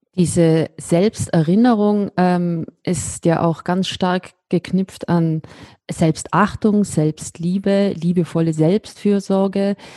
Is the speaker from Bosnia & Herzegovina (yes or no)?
no; Austria; ich als Österreicherin